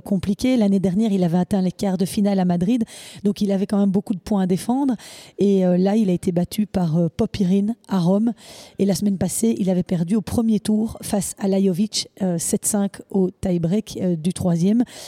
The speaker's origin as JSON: {"language": "French", "country": "Belgium", "said": "chez nous à Anvers"}